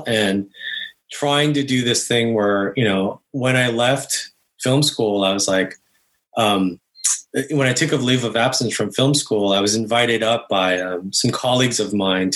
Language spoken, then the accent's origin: English; Bay Area, California, United States; also born or lived in Korea / East Coast; I was born in Korea, and I moved to the States when I was 5 and grew up in the Bay Area.